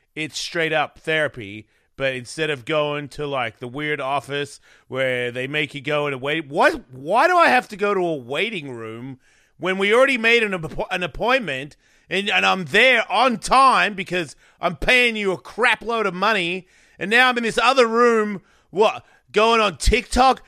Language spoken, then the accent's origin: English; Australia; moved away; I'm from Australia